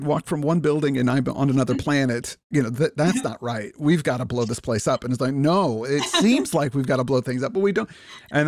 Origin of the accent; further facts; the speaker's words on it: Illinois, United States; I'm from Illinois, so I know Chicago fairly well